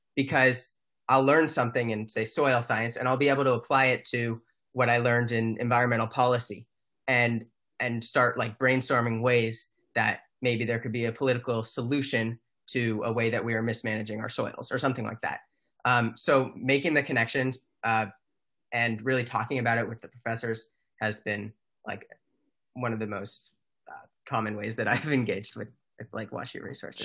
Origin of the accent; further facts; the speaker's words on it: Mountain View, California, United States; moved away as an adult; I am from Mountain View, California.